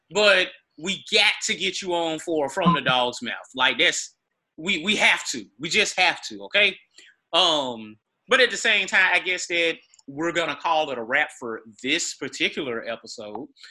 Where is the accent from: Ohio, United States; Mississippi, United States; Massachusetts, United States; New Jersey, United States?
Mississippi, United States; Greenville; being a kid growing up in Greenville